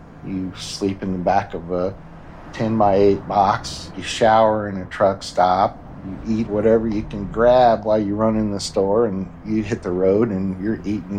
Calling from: Kansas City, Missouri, United States; Kansas City, Missouri, at my home.

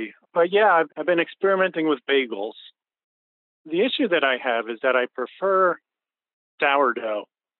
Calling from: Highland, New York, United States; I'm calling from Highland, New York.

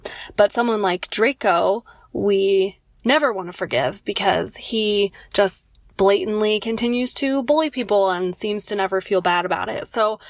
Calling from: Loma Linda, California, United States; Hi, Vanessa and Casper. … I'm from Loma Linda, California.

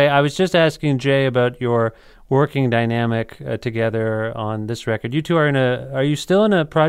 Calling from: Ontario, Canada; I'm calling from Ontario.

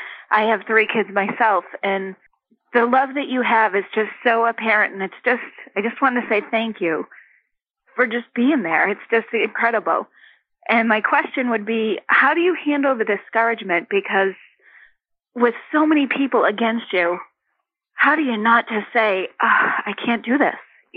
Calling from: Dedham, Massachusetts, United States; From Dedham, Mass.

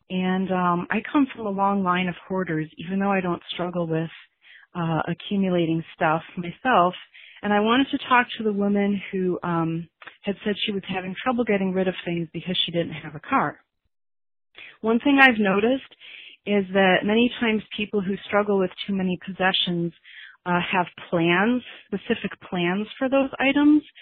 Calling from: California, United States; from the Bay Area, and I just wanted to make a comment on your sustainable living episode.

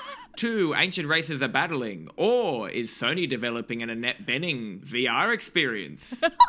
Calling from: New Zealand; I'm in New Zealand.

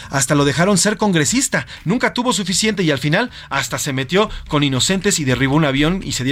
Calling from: Mexico City, Mexico; de la Ciudad de México

